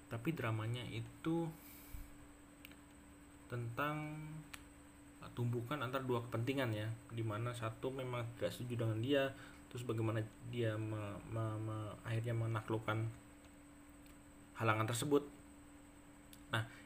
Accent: Yogyakarta, Special Region of Yogyakarta, Indonesia; now in West Java, Indonesia; nah kemudian saya juga karena saya dari Jogja kemudian juga pindah ke Jawa Barat sehingga kemudian saya membiasakan diri untuk bisa mengikuti uh, logat atau aksen Sunda

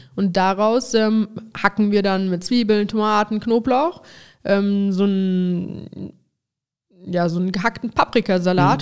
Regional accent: Overath, North Rhine-Westphalia, Germany; Overath, was, sag ich mal, meine Heimat ist

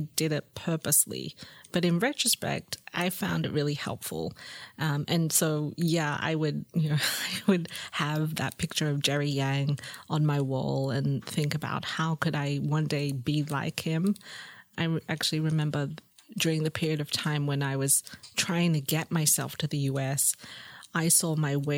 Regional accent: Sydney, New South Wales, Australia; moved away; also born or lived in Singapore; I grew up in Sydney in Lane Cove.

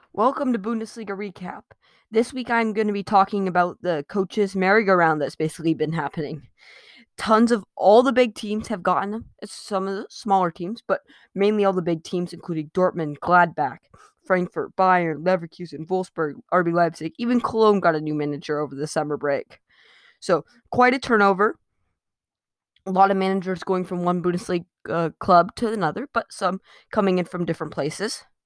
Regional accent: United States; I'm an American

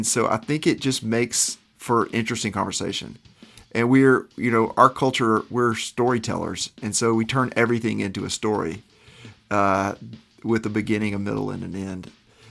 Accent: Little Rock, Arkansas, United States; I'm from Little Rock, Arkansas. So we're from places and our families are from places that are kind of leftovers as far as the rest of the United States would consider.

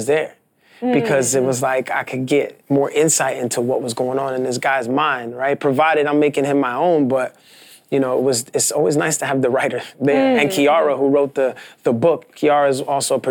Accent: New York City, New York, United States; I'm not from Washington Heights, but I'm from Brooklyn, and I grew up in a neighborhood a lot like Washington

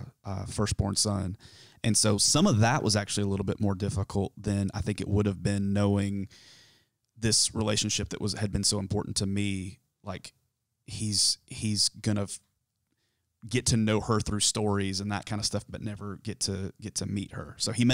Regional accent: South Carolina, United States; So I grew up in South Carolina, in the foothills of the mountains of South Carolina.

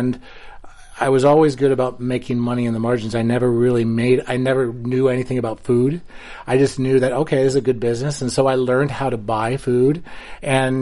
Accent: Ohio, United States; moved away as an adult; I grew up in Ohio

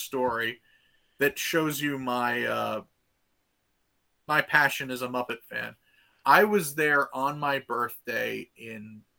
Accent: New York, United States; being a New Yorker

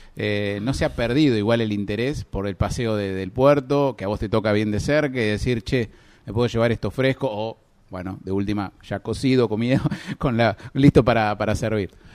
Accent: Necochea, Buenos Aires Province, Argentina; tenemos en Necochea una ciudad pesquera por naturaleza

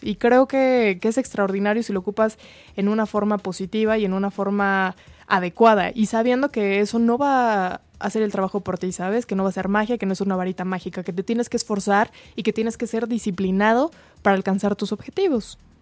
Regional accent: Mexico; como mexicanos, porque somos súper amigueros

